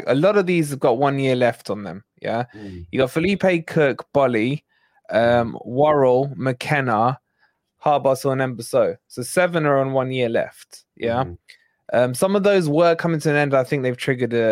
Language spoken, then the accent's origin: English; Scotland, United Kingdom; Look at the colour of my skin, mate. It's as Scottish as they come